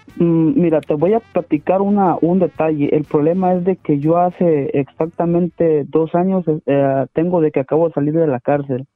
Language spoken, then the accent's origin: Spanish; Ciudad Hidalgo, Chiapas, Mexico; moved away; also born or lived in Tijuana / Sonora